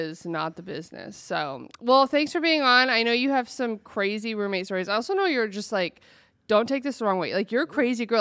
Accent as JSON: {"language": "English", "region": "Oregon", "country": "United States", "said": "I'm from Oregon"}